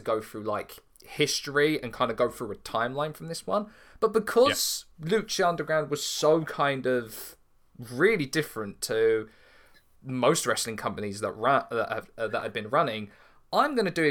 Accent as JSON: {"language": "English", "country": "United Kingdom", "said": "for us as British fans"}